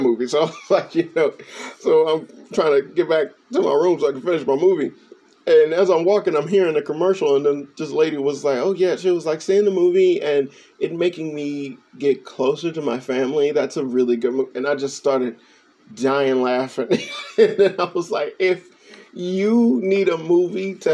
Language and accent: English; Chicago, Illinois, United States; moved away; I'm from Chicago